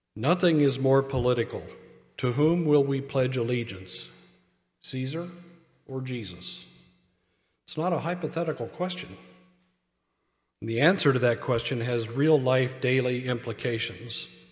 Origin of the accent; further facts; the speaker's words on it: United States; I am an American